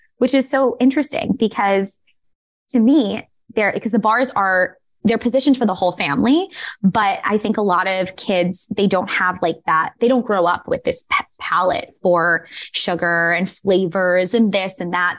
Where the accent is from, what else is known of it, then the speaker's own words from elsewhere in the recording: New York City, New York, United States; moved away as an adult; now in San Francisco, United States; I am originally from Staten Island.